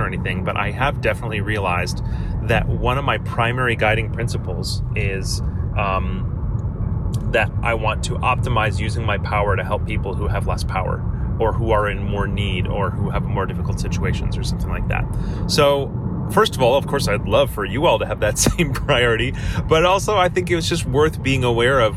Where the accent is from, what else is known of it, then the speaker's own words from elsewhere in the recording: United States; I have power as an American, as a Westerner